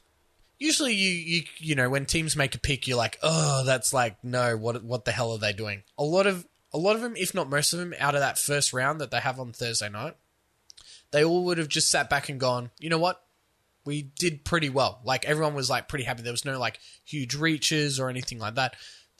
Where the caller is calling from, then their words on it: Cleveland, Ohio, United States; I'm calling from Cleveland.